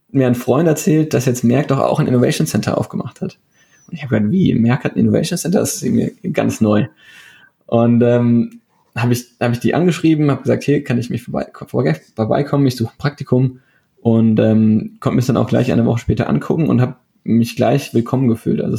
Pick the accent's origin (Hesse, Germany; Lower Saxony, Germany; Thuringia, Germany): Hesse, Germany; Darmstadt; also ich ich bin hier sogar in Darmstadt aufgewachsen, wo ich jetzt auch arbeite.